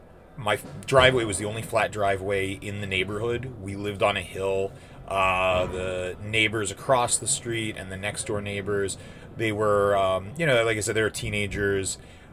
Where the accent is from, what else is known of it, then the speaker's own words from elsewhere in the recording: Washington, Pennsylvania, United States; I'm originally from Washington, Pennsylvania, which is just south of Pittsburgh by about 20 miles.